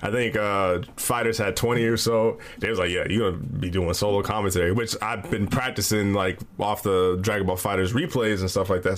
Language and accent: English; Midwest, United States; I'm from the Midwest